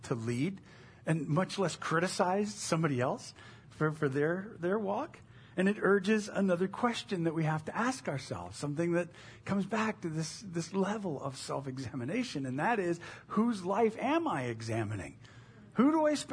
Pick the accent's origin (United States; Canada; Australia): United States; we have as the American evangelical church